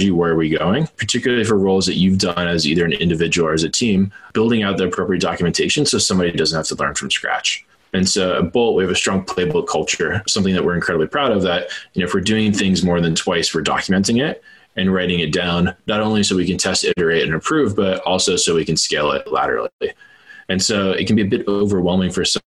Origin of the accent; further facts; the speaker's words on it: Silicon Valley, California, United States; I grew up partially in Silicon Valley